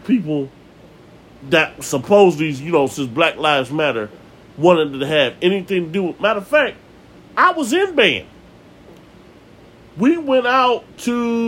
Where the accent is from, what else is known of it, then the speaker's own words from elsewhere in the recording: Cleveland, Ohio, United States; also born or lived in Maple Heights, Ohio; I moved from Kinsman to Maple Heights.